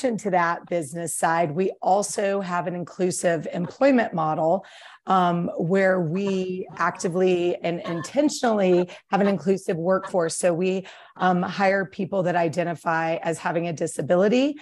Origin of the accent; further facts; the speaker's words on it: East Coast, United States; moved away as an adult; now in Jackson, United States; originally I'm from the East Coast